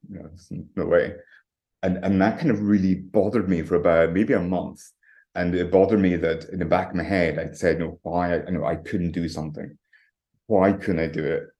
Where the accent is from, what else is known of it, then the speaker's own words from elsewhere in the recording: Tongue, Scotland, United Kingdom; moved away; also born or lived in London; Originally, I'm from the Highlands of Scotland, um, right up on the very north coast. It's like a tiny village called called Tongue. So I grew up in a croft